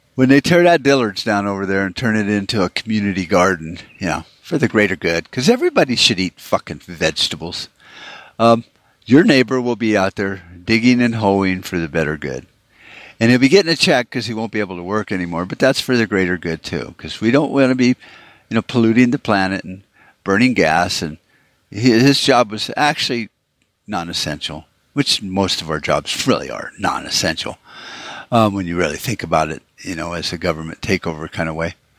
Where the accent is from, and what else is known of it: United States